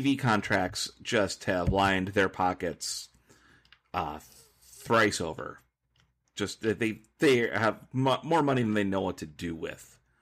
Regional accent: near Nordstrom, Minnesota, United States; Nordstrom, Minnesota, which is a place by my hometown

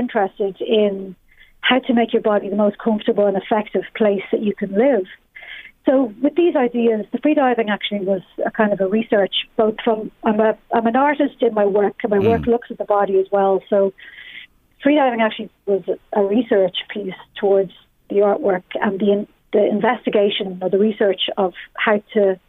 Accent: Balbriggan, Leinster, Ireland; now in Dublin, Ireland; I'm from Balbriggan

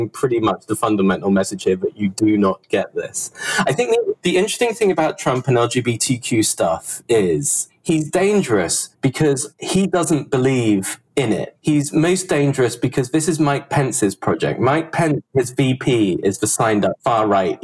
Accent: United Kingdom; moved away as an adult; now in United States; the time I grew up in Britain, as you can tell by the accent

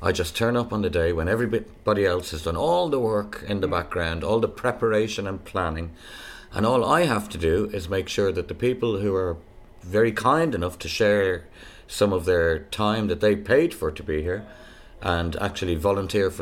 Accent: Ireland; moved away; I'm an Irish blow-in

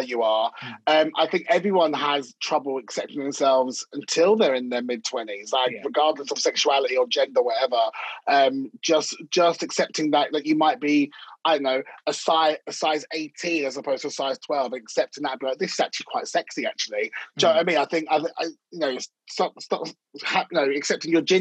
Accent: London, United Kingdom; I'm from North London

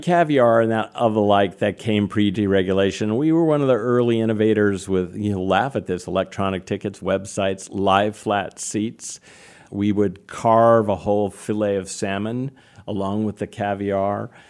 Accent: Napa, California, United States; I grew up in what is today a well-known town called Napa, California

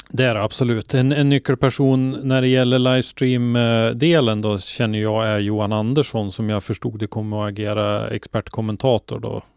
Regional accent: Norrland, Sweden; för mig som är norrlänning

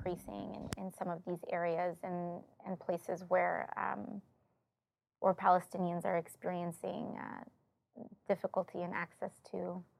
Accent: Bronx, New York, United States; I come from the South Bronx. I come from a Puerto Rican background

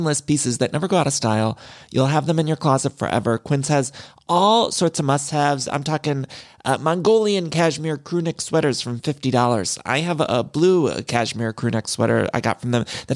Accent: Midwest, United States; now in Los Angeles, United States; I'm from the Midwest, but I've lived in California

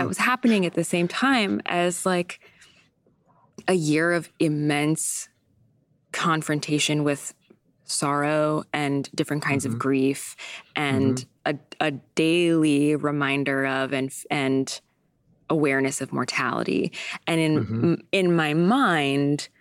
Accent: San Diego, California, United States; also born or lived in Vermont; now in New York, United States; I grew up in San Diego

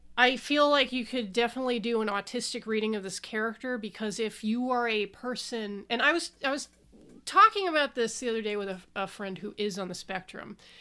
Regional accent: Southwest, United States; I was born in the Southwest

